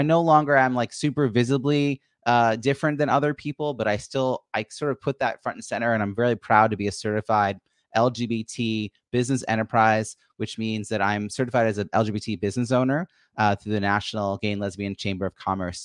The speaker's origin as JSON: {"language": "English", "region": "New York", "country": "United States", "said": "I'm from New York"}